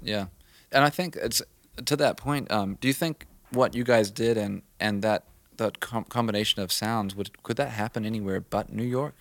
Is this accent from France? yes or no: no; New Zealand; moved away; I grew up in New Zealand